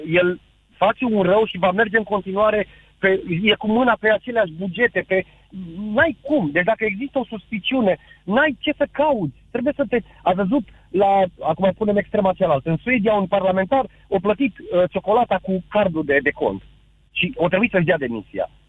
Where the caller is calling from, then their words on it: Săcele, Brașov County, Romania; sunt din Săcele de Brașov.